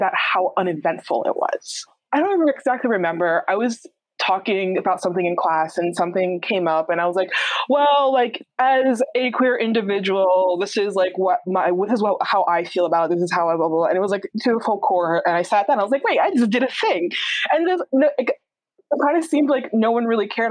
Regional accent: New York, United States; I'm from New York and my family are immigrants

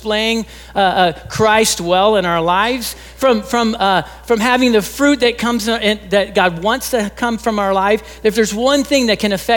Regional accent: Texas, United States; I'm originally from Texas

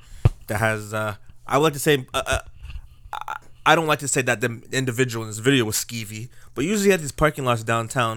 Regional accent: Canada; I'm as Canadian as it comes

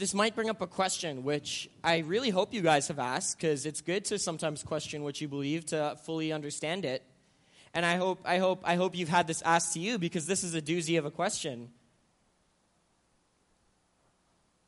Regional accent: Manila, Metro Manila, Philippines; moved away; I'm half Filipino, and I grew up in the Philippines, and so I grew up in the middle of Manila

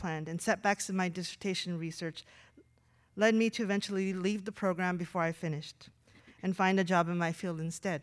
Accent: Southwest, United States; moved away as an adult; I grew up in the Southwest, surrounded by cotton fields and deserts

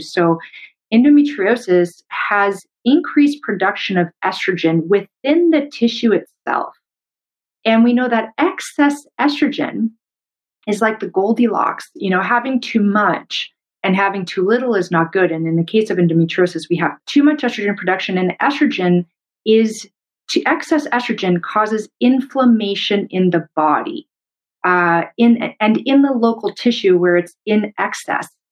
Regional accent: Canada; I'm a Canadian medical doctor

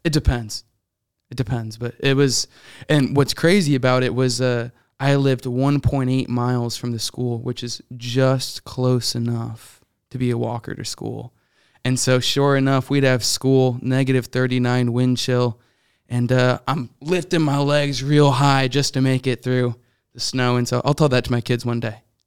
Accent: Syracuse, New York, United States; also born or lived in Virginia; now in Chicago, United States; I grew up in, uh, Syracuse, New York

